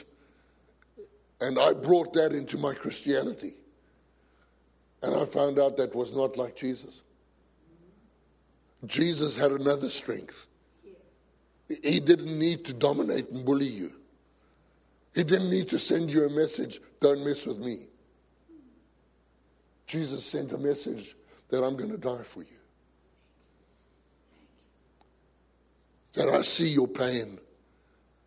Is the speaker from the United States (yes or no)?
no; South Africa; I come from a macho society. I come from South Africa